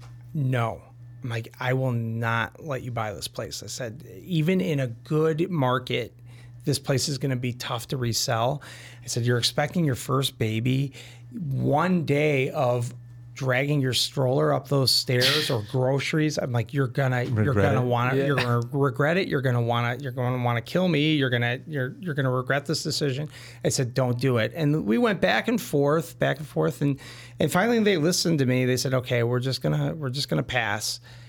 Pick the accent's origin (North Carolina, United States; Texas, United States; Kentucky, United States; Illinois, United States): Illinois, United States; Orland Park; We're both from Orland Park.